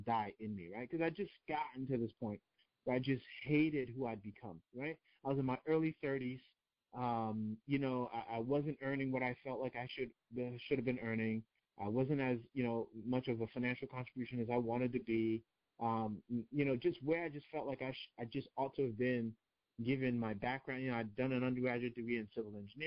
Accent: New York, United States; My parents are from Nigeria. I grew up in New York

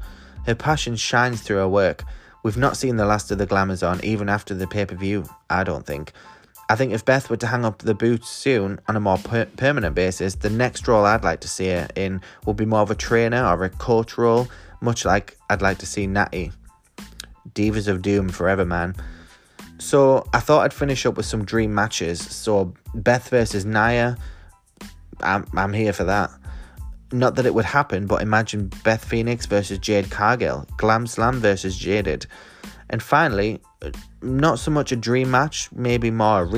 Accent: the north of England, United Kingdom; accent: Northern English; my Northern English accent

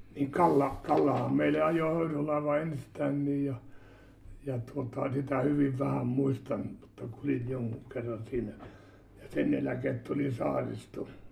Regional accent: Uitonniemi, South Savo, Finland; Olen syntynyt, olen syntynyt Uitonniemelä Uiton Niemelä ja Heikkilän talon kammarissa.

